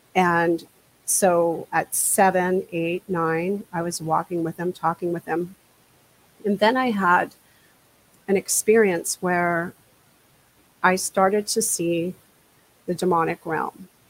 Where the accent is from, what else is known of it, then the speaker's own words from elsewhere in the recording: New Jersey, United States; also born or lived in Washington State; now in Washington, United States; I grew up in New Jersey